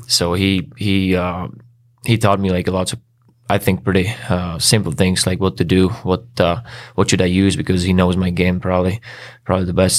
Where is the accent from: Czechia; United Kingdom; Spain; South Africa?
Czechia; English is a second language; moved away as an adult; also born or lived in Switzerland; now in Chicago, United States; like thirty-five minutes from, from my hometown